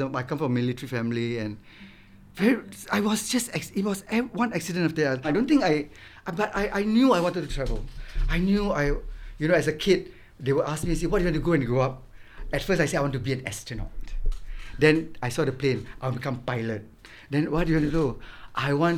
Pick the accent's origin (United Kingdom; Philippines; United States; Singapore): Singapore; I would always be sitting at the beach where I grew up in Marine Parade